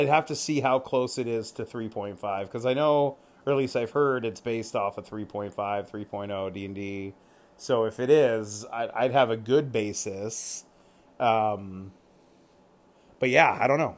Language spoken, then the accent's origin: English; California, United States; also born or lived in Virginia; now in Washington, United States; Then I grew up in California